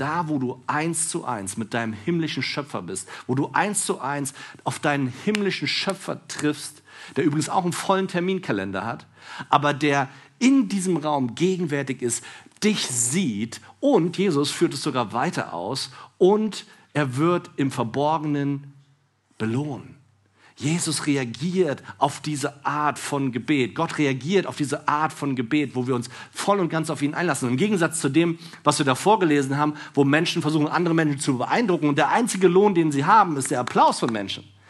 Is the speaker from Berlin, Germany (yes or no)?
yes; Berlin, Germany; ich bin Berliner